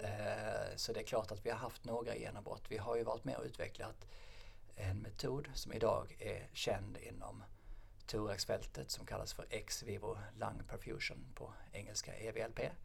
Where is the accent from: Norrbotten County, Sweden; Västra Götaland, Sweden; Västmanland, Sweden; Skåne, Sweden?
Skåne, Sweden; Lund; also born or lived in Norway; jag är uppvuxen i Lund